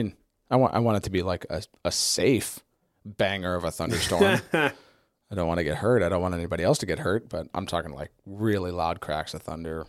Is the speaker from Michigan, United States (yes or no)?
yes; Michigan, United States; moved away; I grew up in Michigan